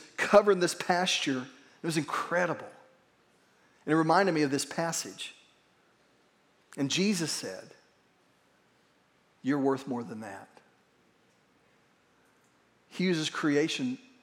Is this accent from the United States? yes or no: yes; Verdigris, Oklahoma, United States; where I grew up in Verdigris